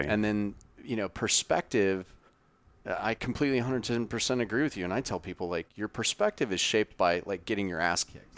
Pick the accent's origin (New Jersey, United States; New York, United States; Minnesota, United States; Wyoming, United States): Wyoming, United States; grew up in Wyoming